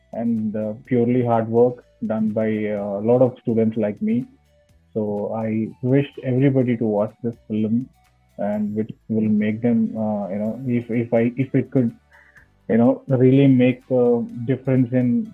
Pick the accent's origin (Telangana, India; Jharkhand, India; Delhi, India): Telangana, India; Hyderabad; I'm basically from Hyderabad, India